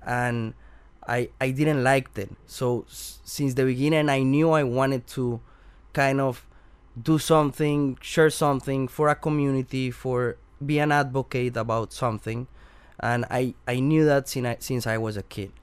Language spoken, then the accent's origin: English; Bogota, Bogotá Capital District, Colombia; English is a second language; moved away; I'm from Colombia, from Bogota, and when, when I grow there